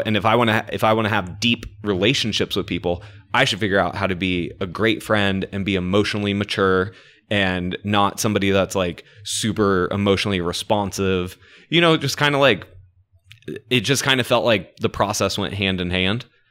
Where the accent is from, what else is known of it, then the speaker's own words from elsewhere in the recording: Orlando, Florida, United States; I am from Orlando, so I know half of the town